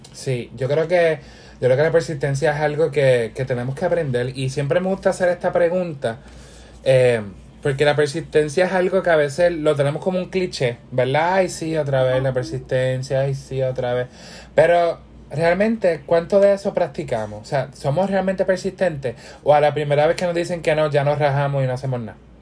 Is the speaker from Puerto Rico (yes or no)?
yes; Puerto Rico; yo quiero estar en mi país ya